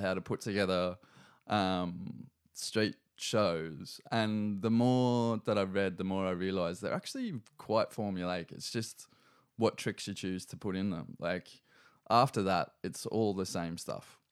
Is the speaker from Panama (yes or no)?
no; Newcastle, New South Wales, Australia; also born or lived in Cessnock / Sydney; we moved to Cessnock when I was in, like, really early primary school. I think I started maybe year one at, um, Ella Long Primary.